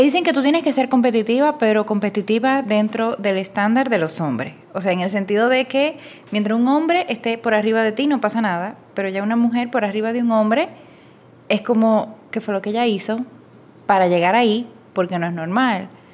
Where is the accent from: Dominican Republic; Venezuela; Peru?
Dominican Republic; moved away as an adult; now in Panama; casi no se nota por el acento, pero soy dominicana